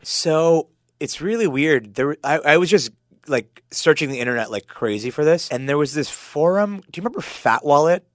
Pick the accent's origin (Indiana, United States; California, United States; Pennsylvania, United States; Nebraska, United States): Pennsylvania, United States; Pittsburgh; now in San Francisco, United States; I grew up in Pittsburgh.